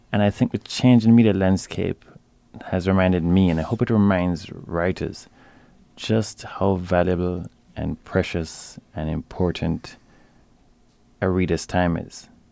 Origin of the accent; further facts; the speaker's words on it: Jamaica; growing up in Jamaica as I did